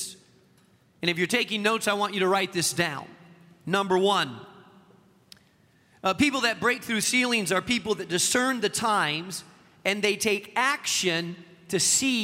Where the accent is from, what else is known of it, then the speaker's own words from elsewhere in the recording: Spain; now in Chicago, United States; the country that I grew up in Spain